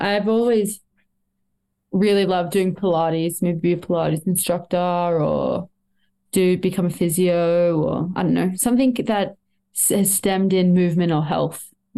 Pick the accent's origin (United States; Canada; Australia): Australia; as an Australian in ski racing that you have a lot more hurdles you have to overcome